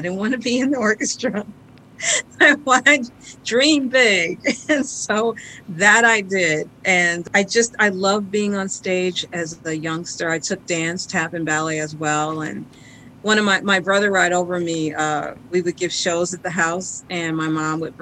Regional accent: Detroit, Michigan, United States; growing up in Detroit and that area, I had a rich upbringing.

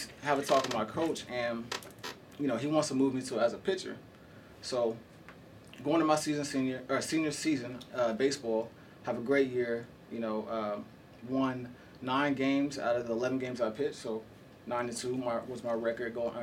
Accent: Oklahoma City, Oklahoma, United States; I'm from Oklahoma, Oklahoma City, Oklahoma, born and raised

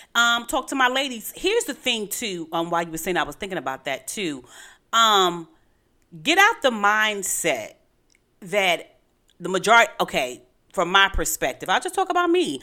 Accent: New York City, New York, United States; I'm from Brooklyn

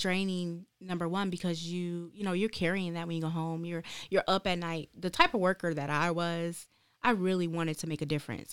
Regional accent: Detroit, Michigan, United States; moved away as an adult; now in Lansing, United States; I'm actually from Detroit, Michigan, born and raised

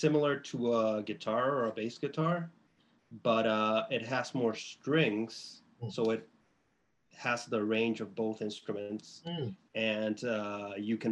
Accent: Chile; now in Boston, United States; I'm from Chile

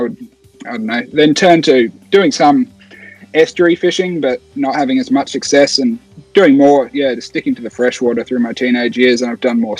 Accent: New Zealand; born there; And then, I was born in New Zealand, so I used to go back there once a year to see family, and that's how I learned to fly fish.

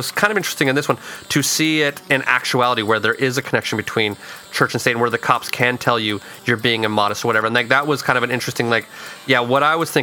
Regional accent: Utah, United States; moved away as an adult; growing up in Utah

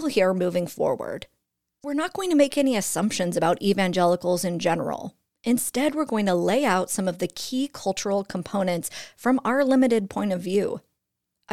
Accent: California's Central Valley, United States; I was raised in the evangelical, predominantly white church of California's Central Valley in the United States of America in the 1980s and 1990s

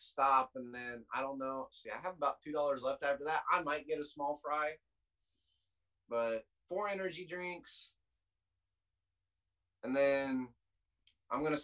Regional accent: Seymour, United States; where I grew up, Seymour, a town of 1800

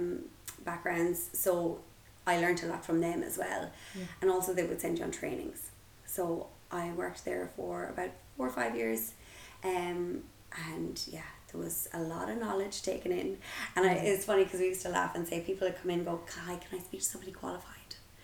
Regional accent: Galway, Connacht, Ireland; I am from Galway

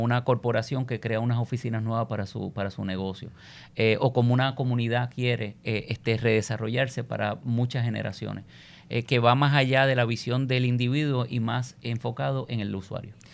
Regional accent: Puerto Rico

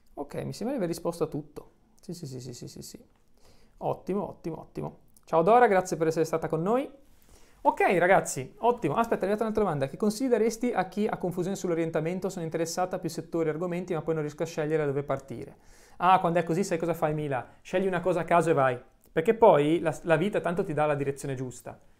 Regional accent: Genoa, Liguria, Italy; sono nato a San Pier d'Arena, poi ho vissuto eh, qualche anno in Albaro

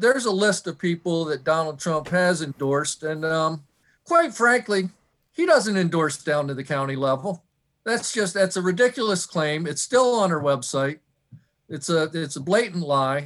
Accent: Michigan, United States; moved away as an adult; also born or lived in Newark, Delaware; now in Fair Hill, United States; I grew up in Michigan and moved down to, uh, Newark, Delaware to go to the University of Delaware in nineteen eighty-two

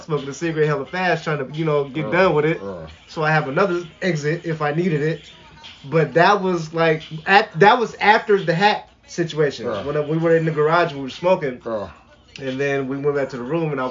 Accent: West Coast, United States; I'm from the West Coast

